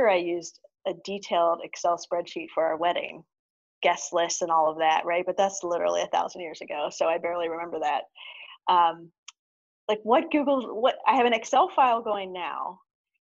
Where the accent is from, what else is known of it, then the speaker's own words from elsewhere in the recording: Lancaster, Pennsylvania, United States; moved away; also born or lived in Madison, Wisconsin / Los Angeles, California; I'm originally from Lancaster, Pennsylvania, lived for 14 years in Madison